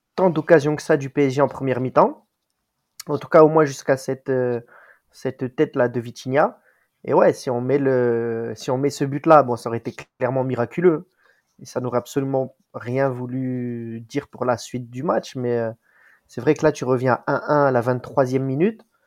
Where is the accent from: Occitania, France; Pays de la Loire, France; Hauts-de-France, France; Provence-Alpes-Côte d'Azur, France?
Provence-Alpes-Côte d'Azur, France; Marseille; je suis vrai Marseillais